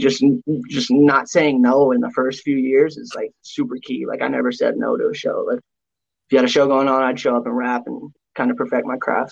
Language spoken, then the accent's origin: English; Tucson, Arizona, United States; we grew up in Tucson